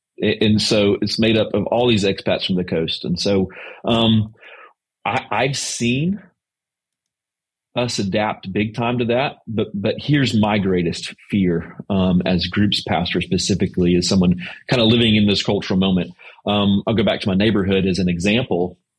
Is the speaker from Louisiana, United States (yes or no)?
yes; Louisiana, United States; now in White House, United States; On my cul-de-sac of 13 homes, I'm from Louisiana. And so we're the only native Southerners.